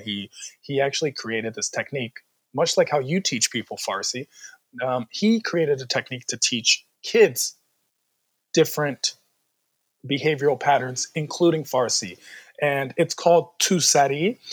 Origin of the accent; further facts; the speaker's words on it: Washington, District of Columbia, United States; I was born and raised in Washington, D.C.